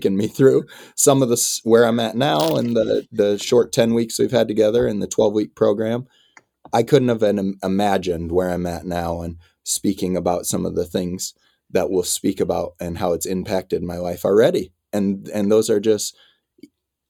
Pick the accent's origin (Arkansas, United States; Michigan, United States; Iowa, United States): Iowa, United States; moved away; I'm a kid from Iowa